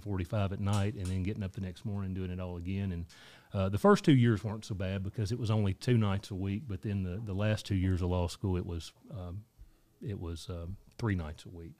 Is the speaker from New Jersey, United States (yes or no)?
no; Dickson County, Tennessee, United States; I grew up here in Dixon County in, uh, nineteen ninety-two graduate of Dixon County High School